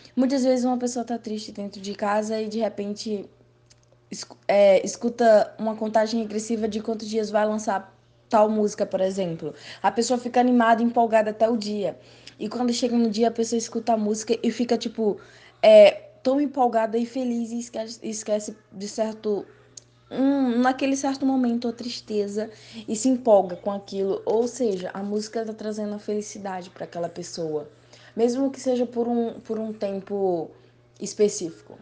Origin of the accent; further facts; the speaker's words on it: Paraíba, Brazil; now in Rio de Janeiro, Brazil; eu sou da Paraíba, mas estou no Rio de Janeiro